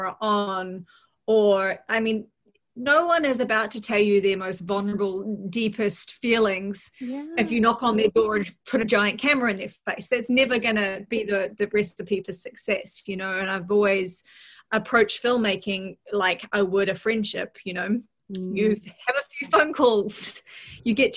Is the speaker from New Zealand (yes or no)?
yes; New Zealand; accent: Kiwi; moved away; I come from New Zealand.